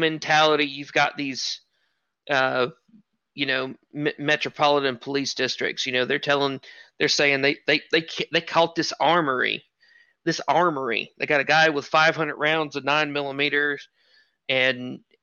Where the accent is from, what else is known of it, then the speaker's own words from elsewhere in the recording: the South, United States; I, like every other good Southern boy